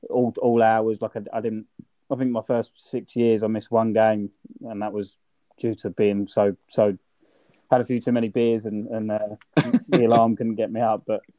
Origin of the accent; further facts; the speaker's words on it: Kent, South East England, United Kingdom; now in Australia; I grew up right on the south coast in Kent.